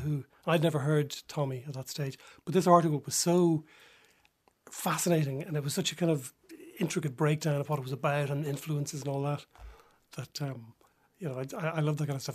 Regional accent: Dublin, Leinster, Ireland; I'm from Dublin

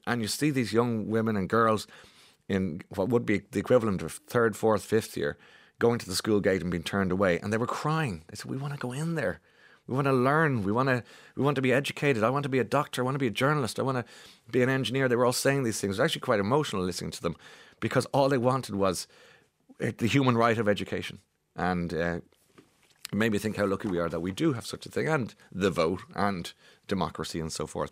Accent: Ireland; us as Irish people

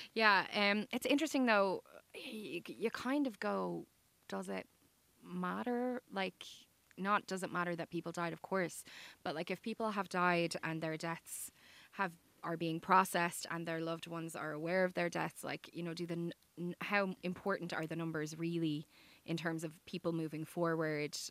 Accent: Dublin, Leinster, Ireland; I am from the South Side, but I live in the North Side.

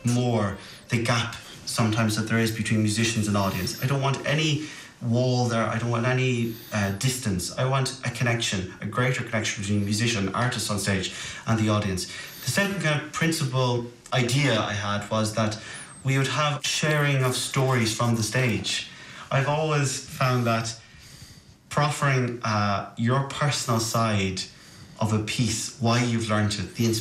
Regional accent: Kilkenny, Leinster, Ireland; I'm from Kilkenny

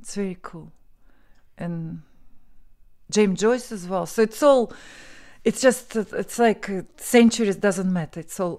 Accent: Moscow, Russia; English is a second language; moved away as an adult; now in Ireland; I'm from Moscow, Russia.

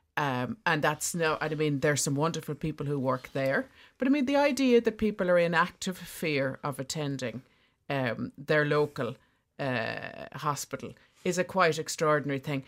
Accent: Bantry, Munster, Ireland; I'm from Bantry in West Cork

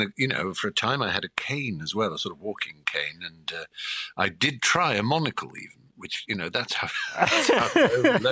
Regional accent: Norfolk, East Anglia, East of England, United Kingdom; I grew up in the East Anglia in Norfolk and in the countryside

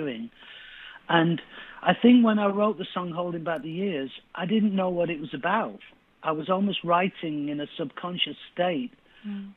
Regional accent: Manchester, North West England, United Kingdom; I grew up in East Manchester

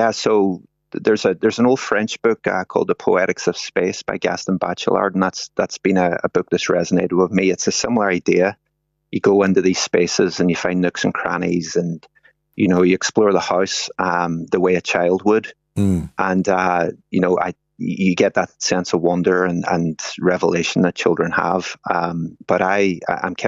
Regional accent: Derry, Northern Ireland, United Kingdom; I grew up in Derry, and I grew up in a sort of working class part of town

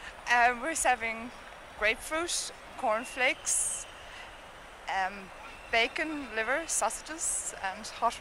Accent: County Clare, Munster, Ireland; I'm from County Clare.

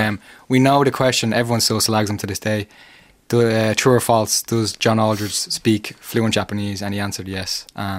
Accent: Dublin, Leinster, Ireland; The two of us are from North Dublin.

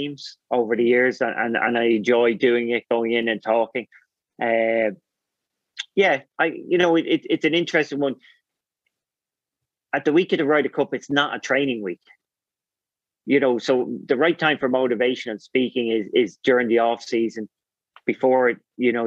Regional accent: Ireland

